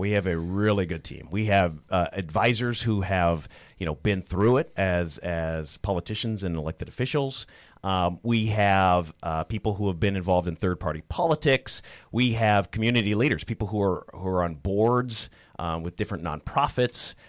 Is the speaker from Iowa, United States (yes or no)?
no; Perham, Minnesota, United States; also born or lived in Moorhead, Minnesota; I'm born and raised in Minnesota. You know, I grew up in rural Minnesota, in Perm, so in, uh, Otter Tail County